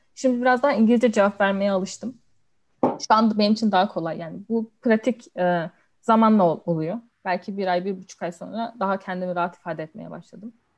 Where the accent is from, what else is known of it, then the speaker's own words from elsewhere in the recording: Denizli, Turkey; moved away as an adult; also born or lived in Istanbul, Turkey; now in London, United Kingdom; ilkokul, ortaokul, lise hepsini Denizli'de okudum. Denizliliyim.